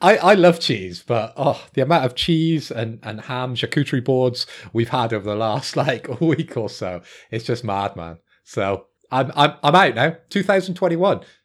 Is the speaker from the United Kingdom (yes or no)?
yes; Bristol, South West England, United Kingdom; I am from Bristol